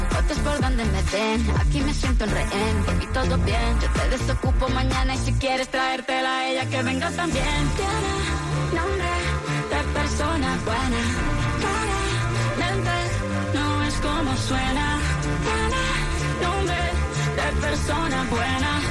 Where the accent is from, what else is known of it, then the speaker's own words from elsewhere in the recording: Puerto Rico; now in West Palm Beach, United States; Soy de Puerto Rico y te estoy llamando de West Palm